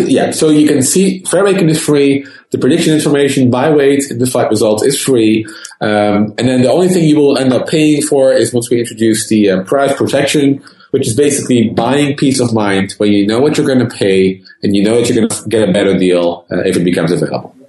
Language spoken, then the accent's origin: English; Netherlands; moved away as an adult; now in California, United States; being born and raised in the Netherlands